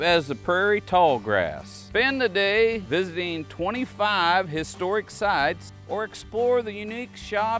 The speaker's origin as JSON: {"language": "English", "town": "Council Grove", "region": "Kansas", "country": "United States", "tie": "born or raised there", "said": "my hometown, Council Grove, in the heart of the Flint Hills."}